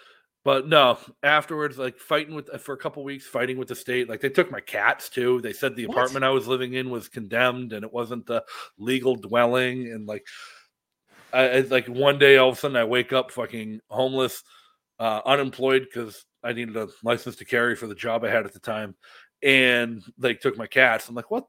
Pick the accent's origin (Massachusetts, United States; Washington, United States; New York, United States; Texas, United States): Massachusetts, United States; moved away as an adult; now in New Hampshire, United States; I grew up in Massachusetts. I joined the army. I bounced all around.